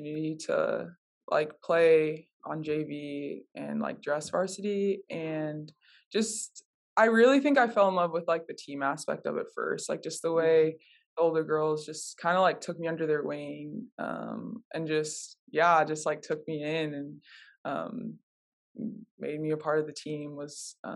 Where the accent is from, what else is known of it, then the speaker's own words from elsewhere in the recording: Minnesota, United States; I grew up in Minnesota, with my mom, and then I have two brothers